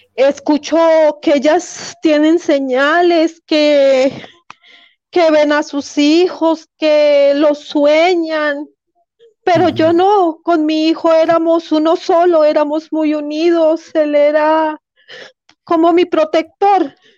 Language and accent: Spanish; Colombia; Yo soy también colombiana.